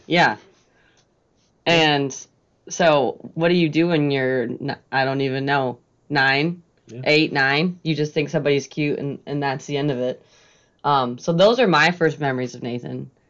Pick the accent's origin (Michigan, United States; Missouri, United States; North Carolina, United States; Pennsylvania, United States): Michigan, United States; Lake Lansing; I grew up on Lake Lansing on a lake